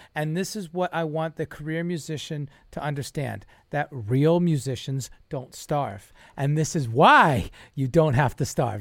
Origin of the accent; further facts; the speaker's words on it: New York, United States; We're both New Yorkers